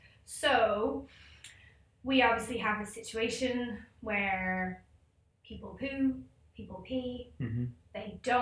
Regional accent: Ecuador; I grew up in Ecuador in South America.

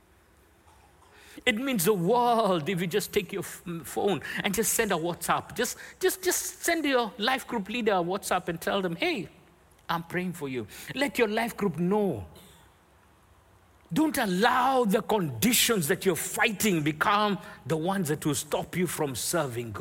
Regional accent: Nairobi, Kenya; Growing up in Nairobi, Kenya

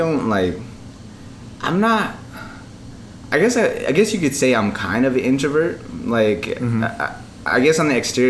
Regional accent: Albuquerque, New Mexico, United States; moved away as an adult; now in Chicago, United States; For those of you that don't know me, been living in Chicago for about 2.5 years. I'm originally from Albuquerque, New Mexico.

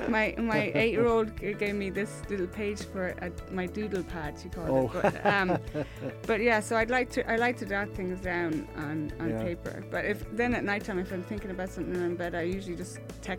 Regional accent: Sligo, Connacht, Ireland; moved away; these stories are all set in my hometown in Sligo. It's like a village

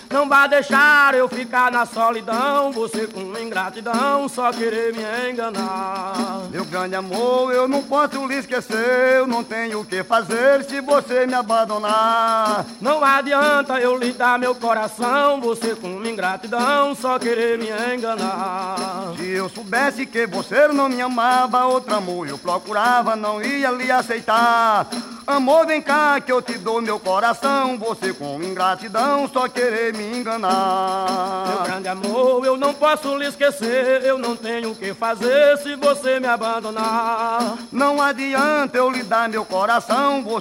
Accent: Ingá, Paraíba, Brazil; E aí eu sou paraibano da cidade Ingá. Quem nasce no Ingá é Ingaense.

